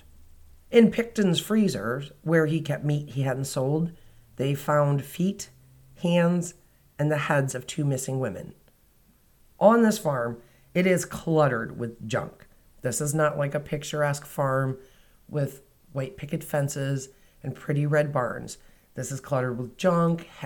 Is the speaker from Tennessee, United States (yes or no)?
no; Indiana, United States; my home state of Indiana